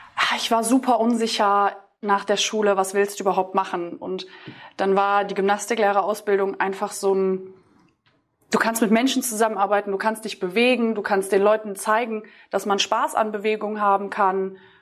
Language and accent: German; between Düsseldorf and Cologne, North Rhine-Westphalia, Germany; Ich komme aus NRW, aus, oder zwischen Düsseldorf und Köln